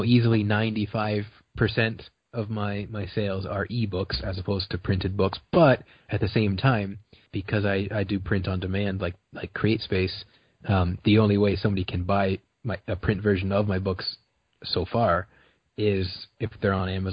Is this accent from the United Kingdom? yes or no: no; Brantford, Ontario, Canada; I was born in Brantford, which is like the city over.